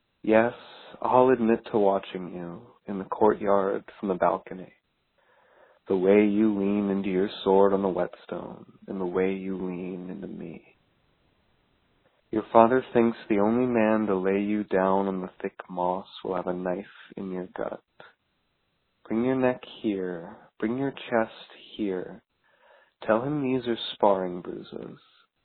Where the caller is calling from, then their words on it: Newport News, Virginia, United States; I'm calling from Newport News, Virginia